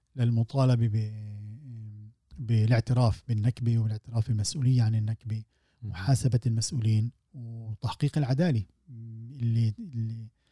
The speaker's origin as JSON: {"language": "Arabic", "country": "Palestine"}